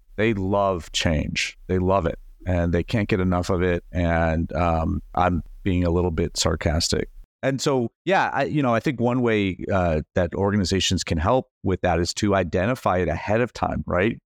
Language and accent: English; United States; as an American